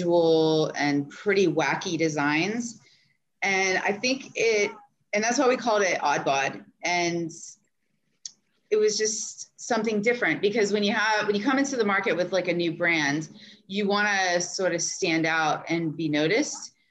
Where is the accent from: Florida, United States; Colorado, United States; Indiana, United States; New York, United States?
Florida, United States; Jacksonville; I grew up in Jacksonville, Florida